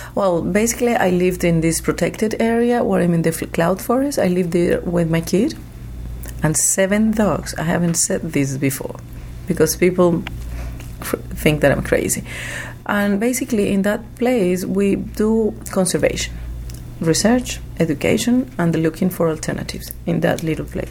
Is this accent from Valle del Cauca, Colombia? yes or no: no; Medellín, Antioquia, Colombia; I was born in Medellin, a very well known city because of the drugs business. Uh, I, have I have spent uh, most of my life in between the rainforest, the cloud forest, and also the cities of my country, mainly Medellin